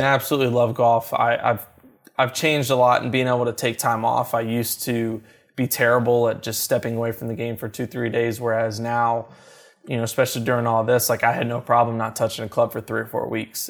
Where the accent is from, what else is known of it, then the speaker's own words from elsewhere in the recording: Louisville, Kentucky, United States; Growing up in Louisville, Kentucky